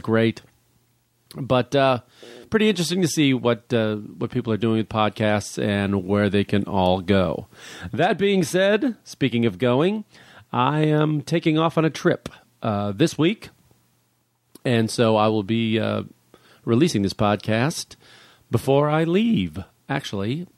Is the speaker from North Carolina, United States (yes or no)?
no; Illinois, United States; moved away; where I grew up in Illinois